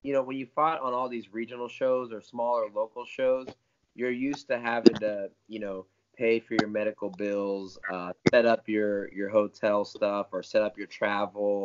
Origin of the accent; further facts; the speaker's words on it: Tampa, Florida, United States; also born or lived in Parrish, Florida; I live in Tampa, Florida. Originally, I grew up in Parrish, Florida, which is a little further from here. But most of my life was here